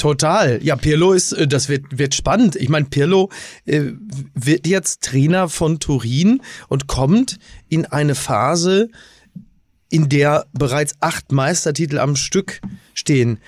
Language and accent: German; Kassel, Hesse, Germany; meiner Heimatstadt Kassel-Brauchsel